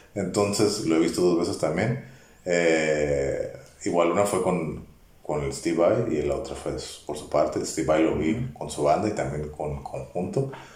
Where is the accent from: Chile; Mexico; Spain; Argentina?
Mexico; Baja California; Yo vengo de México. De Mexicali. Pero no, de Tijuana.